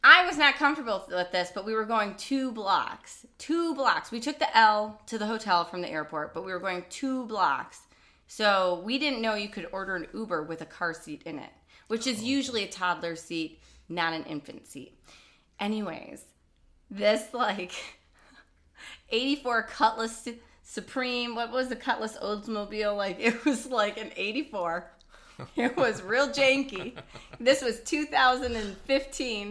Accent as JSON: {"language": "English", "town": "Detroit", "region": "Michigan", "country": "United States", "moved": "yes", "lives_now": "Los Angeles, United States", "said": "I'm from Detroit"}